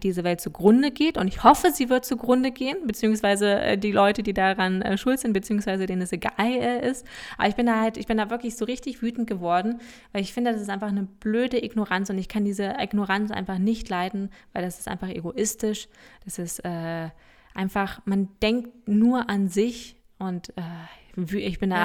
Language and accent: German; Lower Saxony, Germany; Wir sagen ja auch bei uns in Niedersachsen sagen wir auch ein Weizen.